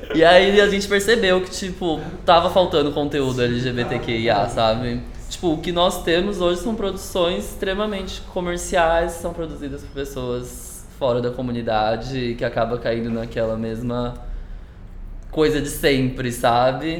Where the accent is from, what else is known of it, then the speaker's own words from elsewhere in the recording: São Paulo, Brazil; sou paulista mesmo